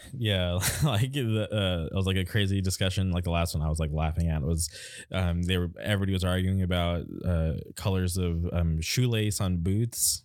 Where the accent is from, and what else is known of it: California, United States; born or raised there